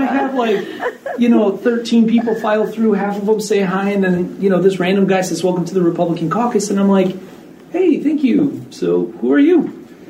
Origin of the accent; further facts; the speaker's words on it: the Northwoods, Wisconsin, United States; also born or lived in Green Bay; I'm a redneck from the Northwoods